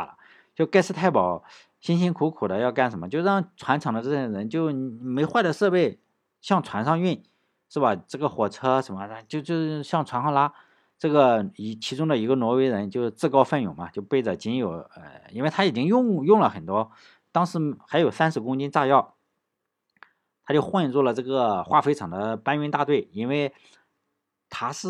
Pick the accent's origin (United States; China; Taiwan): United States; 我们美国人是吧？咱们美国人也不能这样这么恶心